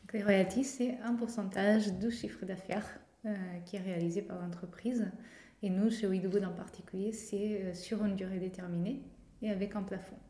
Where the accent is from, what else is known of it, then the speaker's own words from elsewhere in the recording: Portugal; accent: Portuguese; French is a second language; now in Nantes, France; je suis portugaise, de mon accent